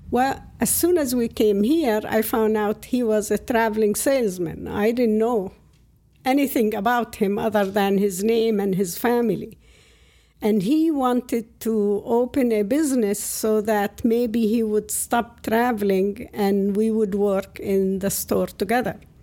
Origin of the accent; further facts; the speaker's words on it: outside Ramallah, West Bank, Palestine; English is a second language; moved away as an adult; now in Cliffside Park, United States; I was born outside of Ramallah in the, it used to be the West Bank of Jordan at the time. And at the first five years, I was sent to a school in the village